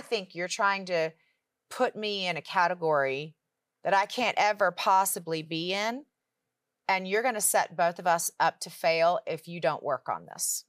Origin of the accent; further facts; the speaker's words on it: Richmond, Virginia, United States; moved away as an adult; now in Charlotte, United States; my husband and I both were born and raised in Richmond, Virginia